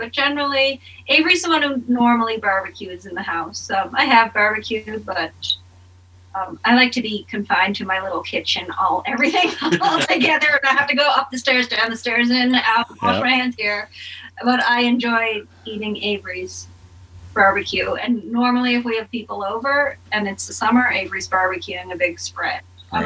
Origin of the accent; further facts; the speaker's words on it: Sydney, Nova Scotia, Canada; moved away as an adult; also born or lived in Halifax; now in Calgary, Canada; I grew up in Sydney